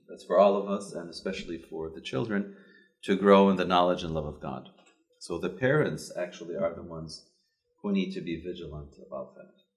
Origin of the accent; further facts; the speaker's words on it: Chicago, Illinois, United States; moved away as an adult; growing up in Chicago